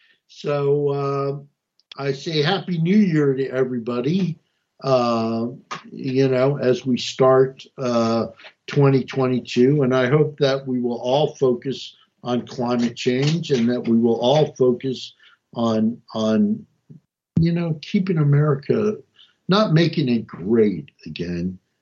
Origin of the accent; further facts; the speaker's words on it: New Jersey, United States; also born or lived in Montgomery County, Maryland; I ran amok in Montgomery County, and I came from North New Jersey